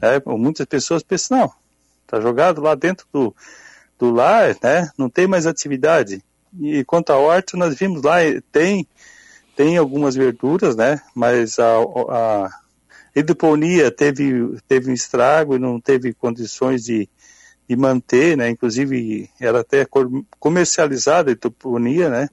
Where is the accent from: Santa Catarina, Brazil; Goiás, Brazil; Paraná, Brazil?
Santa Catarina, Brazil; Forquilhinha; moved away; sou natural de Forquilinha, fiquei uhum. quase 50 anos fora